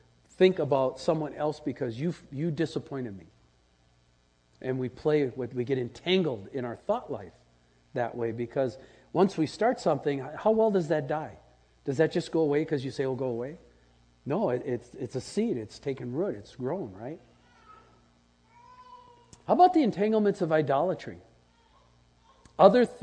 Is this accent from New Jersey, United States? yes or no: no; Wisconsin, United States; as a kid growing up in Wisconsin, we had that red Wisconsin clay